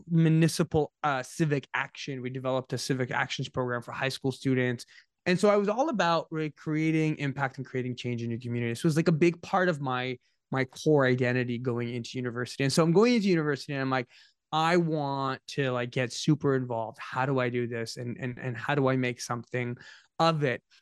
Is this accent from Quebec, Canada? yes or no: no; Ottawa, Ontario, Canada; I'm from Ottawa